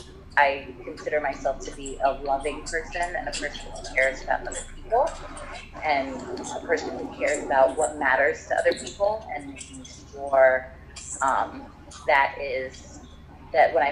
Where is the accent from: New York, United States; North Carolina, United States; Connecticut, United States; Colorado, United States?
New York, United States; New York City; also born or lived in Trinidad; I was born and raised in New York City. I lived part of my childhood in Trinidad, where my mom's from